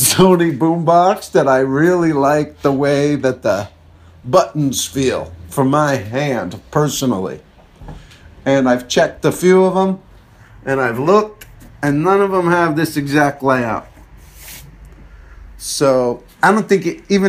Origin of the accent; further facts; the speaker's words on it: New Jersey, United States; a store in my hometown there in New Jersey.